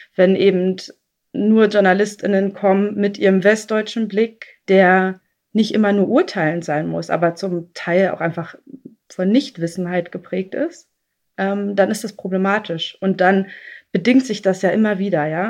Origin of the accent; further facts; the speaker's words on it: East Germany, Germany; ich komme aus Ostdeutschland